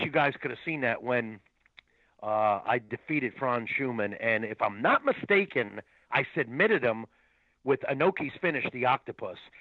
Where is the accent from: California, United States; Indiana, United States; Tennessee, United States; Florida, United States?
Florida, United States; St. Petersburg; I grew up in Florida, I started at a a youth center. I think it's still there, actually, in St. Pete